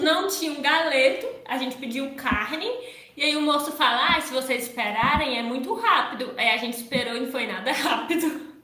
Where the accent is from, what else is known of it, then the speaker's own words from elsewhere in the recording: Paracuru, Ceará, Brazil; eu sou de Paracuru, então eu e meu irmão a gente iria sair daqui de Paracuru